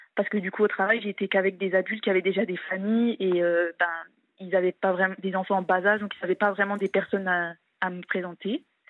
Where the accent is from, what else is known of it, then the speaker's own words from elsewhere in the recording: eastern France, France; je suis de l'Est de la France.